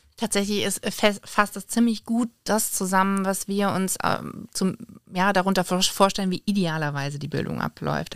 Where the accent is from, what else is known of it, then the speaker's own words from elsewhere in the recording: Oppenheim, Rhineland-Palatinate, Germany; Ganz klar Rheinhessen und Lieblingsstadt ist Oppenheim. Da komme ich her, da bin ich aufgewachsen, da lebe ich immer noch